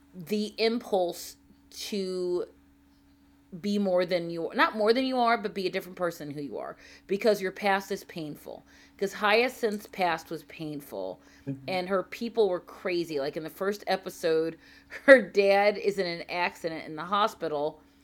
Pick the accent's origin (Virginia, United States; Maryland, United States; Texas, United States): Maryland, United States; Baltimore; also born or lived in Saudi Arabia; growing up in Baltimore